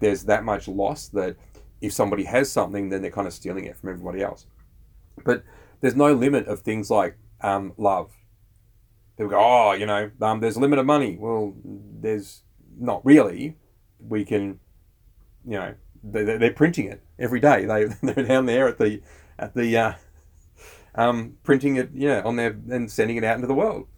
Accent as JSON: {"language": "English", "country": "Australia"}